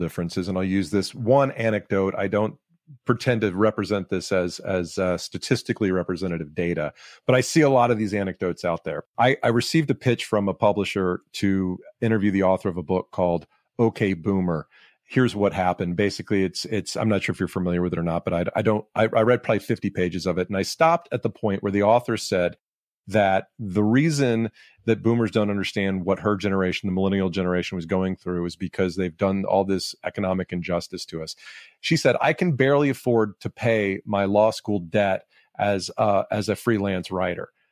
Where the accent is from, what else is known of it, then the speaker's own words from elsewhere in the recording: Atlanta, Georgia, United States; moved away as an adult; also born or lived in New York / Silicon Valley; I'm back in my hometown of Atlanta 20 years later